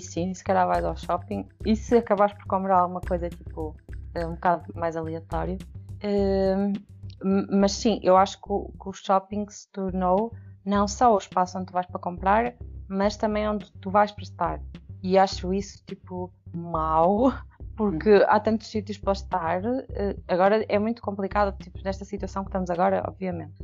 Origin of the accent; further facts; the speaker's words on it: Peso da Régua, Norte, Portugal; eu, eu, eu, eu, não era do Porto, não é? Portanto, eu cresci na Régua